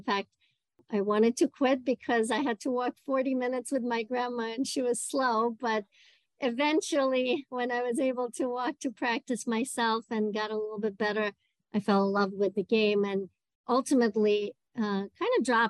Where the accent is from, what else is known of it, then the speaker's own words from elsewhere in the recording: Moscow, Russia; English is a second language; moved away as an adult; also born or lived in Ithaca, New York; I was born and raised in Moscow in Russia